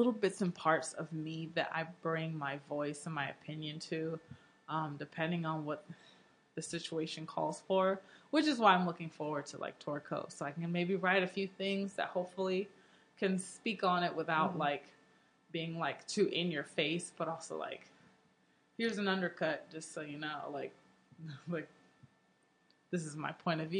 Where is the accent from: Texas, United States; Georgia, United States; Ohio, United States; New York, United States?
Texas, United States; Houston; And I grew up in Houston getting made fun of all the time.